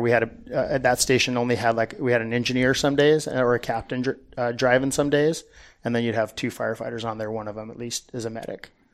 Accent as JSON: {"language": "English", "region": "Southern California", "country": "United States", "tie": "born or raised there", "said": "I grew up in Southern California. Um, pretty much was there my whole life"}